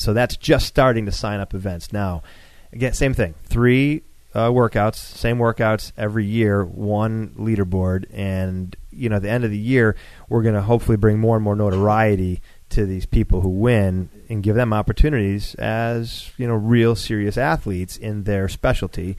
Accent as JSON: {"language": "English", "town": "Buffalo", "region": "New York", "country": "United States", "tie": "born or raised there", "moved": "yes", "lives_now": "Atlanta, United States", "said": "I grew up in Buffalo"}